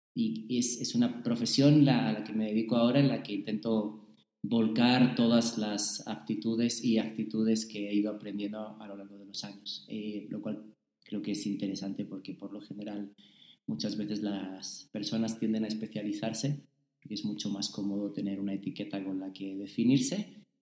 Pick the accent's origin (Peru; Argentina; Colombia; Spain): Spain; moved away as an adult; also born or lived in Saltillo, Coahuila, Mexico / United States; now in Mexico; mantener mi españolidad